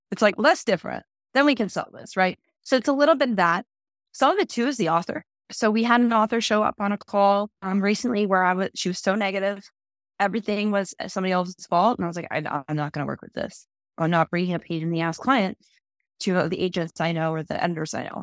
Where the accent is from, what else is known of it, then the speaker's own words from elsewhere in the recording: Wisconsin, United States; moved away as an adult; also born or lived in Minnesota; I'm originally from Wisconsin, went to school in Minnesota at Winona State